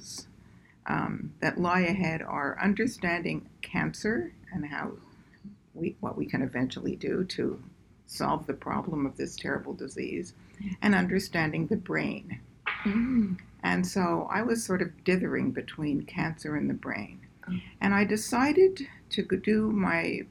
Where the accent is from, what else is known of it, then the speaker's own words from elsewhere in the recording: Montreal, Quebec, Canada; moved away; I was born and raised in Canada, in Montreal, and I went to McGill.